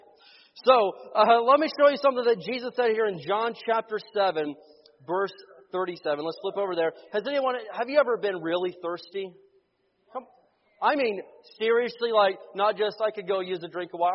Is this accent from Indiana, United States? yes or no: yes; Indiana, United States; moved away as an adult; also born or lived in Oklahoma; We grew up in Indiana, but when I was living in Oklahoma